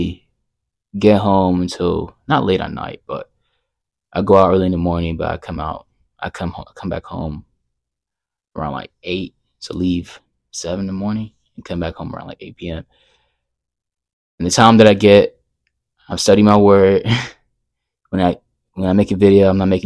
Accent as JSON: {"language": "English", "region": "Texas", "country": "United States", "said": "I'm from Texas"}